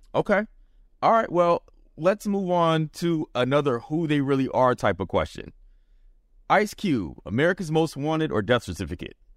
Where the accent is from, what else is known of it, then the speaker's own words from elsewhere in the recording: the South, United States; I grew up, I'm a Southerner, so a lot of West Coast music is what we got.